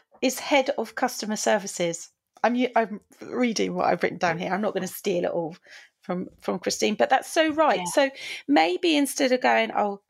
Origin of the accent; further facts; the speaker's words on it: United Kingdom; we're quite British.